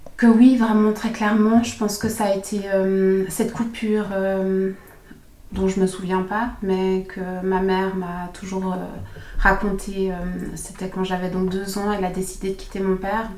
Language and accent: French; Switzerland; also born or lived in Germany; j'ai grandi ici en Suisse, mais avec ses racines vraiment allemandes.